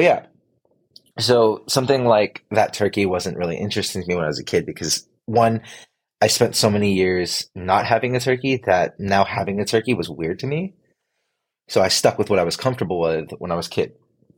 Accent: Philippines; Filipino, and I don't know if being Filipino has anything to do with it, but it just wasn't something we did.

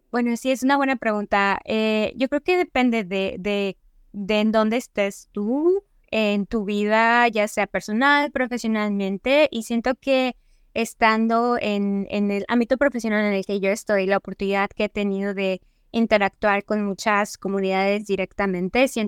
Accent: Mexico; No necesariamente hay muchas personas con las que yo me pueda identificar como mexicanos. siento que el grupo de mexicanos que hay aquí es muy pequeño

